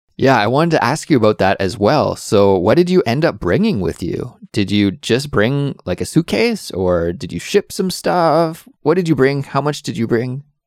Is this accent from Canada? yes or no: yes; Canada; now in South Korea; I'm a Canadian, but I live currently in South Korea.